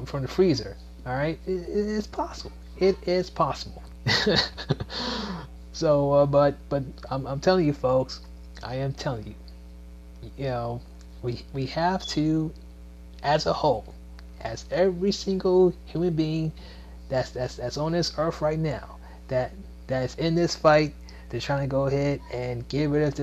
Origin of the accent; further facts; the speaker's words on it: Maryland, United States; also born or lived in Washington, D.C. / Virginia; now in Georgia, United States; It's not just my hometown, Maryland. It's not my birthplace, D.C. It's not, let's say, a place I called home for a while, Virginia